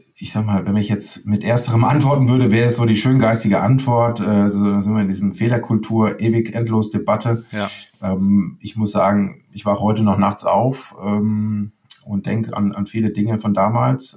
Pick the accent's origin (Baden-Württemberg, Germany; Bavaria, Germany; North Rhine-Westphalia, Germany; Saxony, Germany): Baden-Württemberg, Germany; Leimen; Ich komme aus Leim, bin mit Boris Becker quasi door-to-door -door aufgewachsen